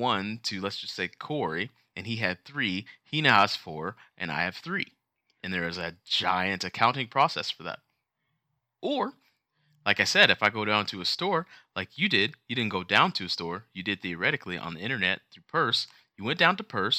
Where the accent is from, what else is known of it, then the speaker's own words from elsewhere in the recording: United States; we are American.